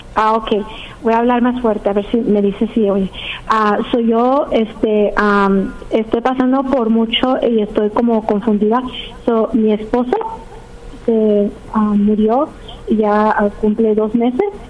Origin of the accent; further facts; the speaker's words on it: Los Angeles, California, United States; also born or lived in Pennsylvania; me regresé aquí porque soy de aquí de Los Ángeles